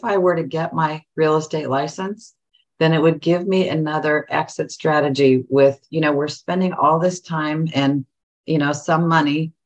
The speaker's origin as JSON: {"language": "English", "region": "Northern California", "country": "United States", "moved": "yes", "lives_now": "Central Ohio, United States", "said": "I'm from Northern California, but my sister still lives there"}